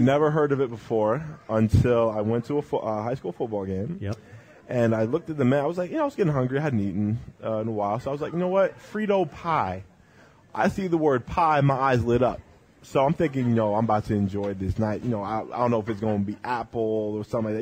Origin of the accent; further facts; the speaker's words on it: British Columbia, Canada; moved away; I grew up in British Columbia